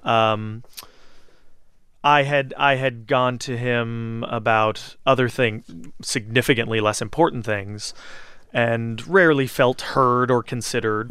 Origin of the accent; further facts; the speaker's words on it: Southern California, United States; moved away as an adult; now in New York, United States; I was raised in Southern California